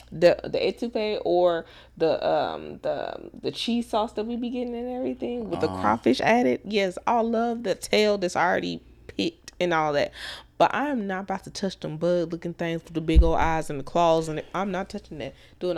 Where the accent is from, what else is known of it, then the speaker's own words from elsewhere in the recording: Mesquite, Texas, United States; I'm coming from Mesquite.